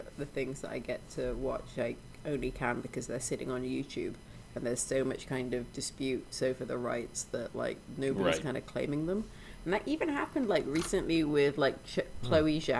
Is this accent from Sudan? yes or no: yes; Sudan; moved away; my experience growing up in Sudan